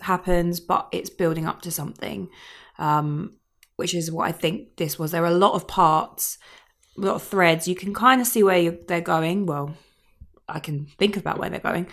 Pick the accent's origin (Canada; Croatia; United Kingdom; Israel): United Kingdom; Kent, South East England; moved away; I'm from Kent originally